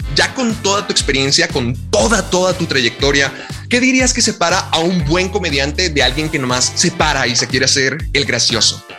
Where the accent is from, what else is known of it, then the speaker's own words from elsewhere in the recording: Mexico; nuestra cultura como mexicanos